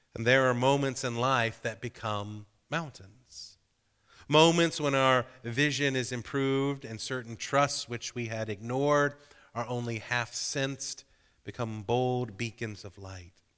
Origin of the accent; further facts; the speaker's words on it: Georgia, United States; growing up in Georgia